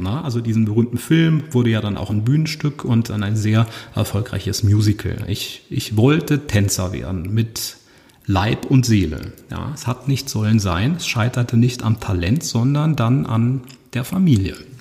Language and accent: German; Usingen, Hesse, Germany; first language German; Ich bin in Using geboren und das ist eine Kleinstadt